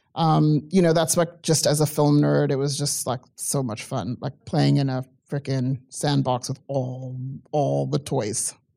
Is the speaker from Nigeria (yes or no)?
no; South Africa; moved away; I come from South Africa. I grew up during apartheid